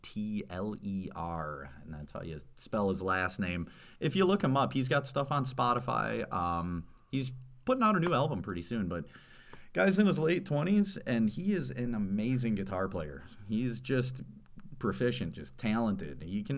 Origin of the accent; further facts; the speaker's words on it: Stevens Point, Wisconsin, United States; Because I grew up in Stevens Point, actually, and I still remember going, taking the mountain bikes out on the Green Circle Trail.